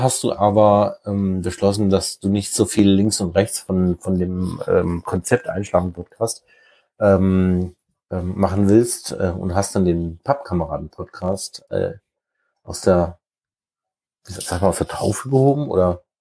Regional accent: Black Forest, Baden-Württemberg, Germany; moved away as an adult; now in near Lüneburg, Germany; ich bin halt aus dem Schwarzwald

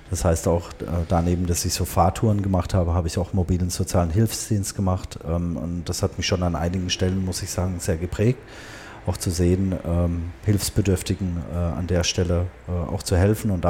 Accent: Tehran, Tehran Province, Iran; born there; Und ich bin auch in Teheran geboren, 1978.

